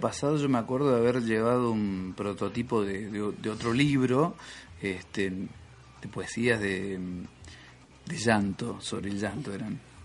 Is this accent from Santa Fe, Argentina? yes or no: no; Tancacha, Córdoba, Argentina; volver a Tancacha que es el pueblo donde yo nací